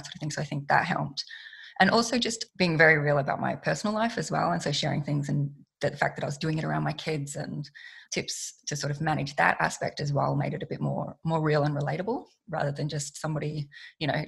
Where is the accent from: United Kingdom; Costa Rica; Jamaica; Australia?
Australia; I'm an Australian woman.